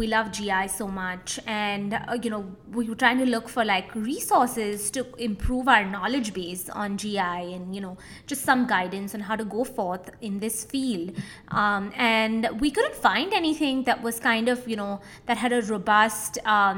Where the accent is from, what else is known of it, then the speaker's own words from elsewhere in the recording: Mumbai, Maharashtra, India; moved away as an adult; now in San Antonio, United States; I'm originally from Mumbai, India. I was born, raised, did medical school there.